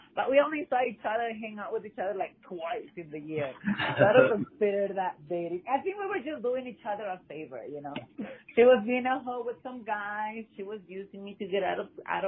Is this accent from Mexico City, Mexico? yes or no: yes; Mexico City, Mexico; English is a second language; moved away as an adult; now in United States; I was born in Mexico City. And then, yes, but my mother's Colombian, and my father's Mexican. I came to the United States since 2001